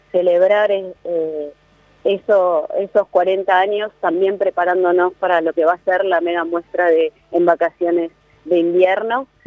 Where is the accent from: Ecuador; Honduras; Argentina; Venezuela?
Argentina; donde al mismo tiempo estemos aprendiendo y acercándonos a un conocimiento de lo que somos como argentinos, de las capacidades que tenemos